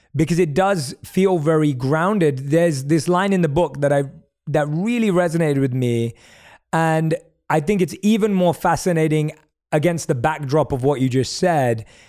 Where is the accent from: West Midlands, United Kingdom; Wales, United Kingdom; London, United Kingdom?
London, United Kingdom; now in Los Angeles, United States; As a South Asian growing up in London